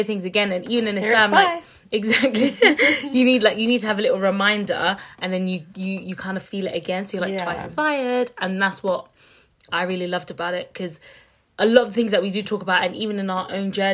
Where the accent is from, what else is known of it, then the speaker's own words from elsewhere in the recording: Somalia; I'm from Somalia